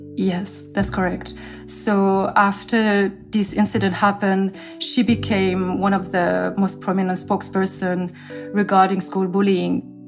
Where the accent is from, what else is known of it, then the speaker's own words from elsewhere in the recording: France; also born or lived in South Korea; now in Seoul, South Korea; I am originally from South Korea, but I grew up in France